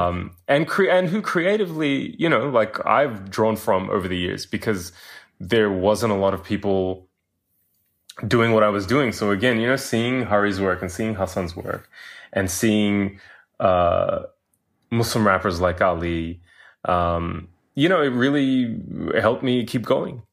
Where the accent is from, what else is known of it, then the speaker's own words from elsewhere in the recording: Australia; growing up in Australia